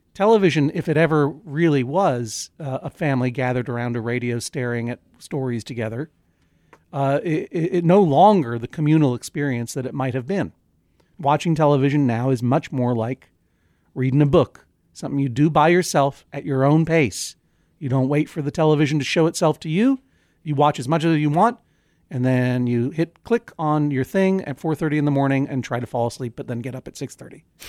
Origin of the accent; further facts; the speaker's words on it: New England, United States; we're both from New England